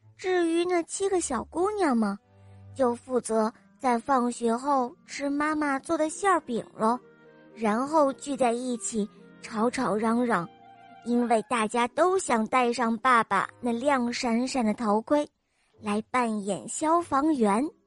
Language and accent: Chinese; Xi'an, Shaanxi, China; 我今年五岁半了，我来自西安